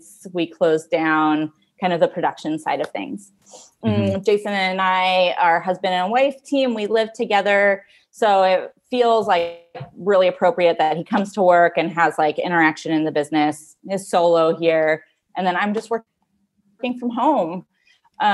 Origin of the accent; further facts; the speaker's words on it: California, United States; moved away; I grew up in California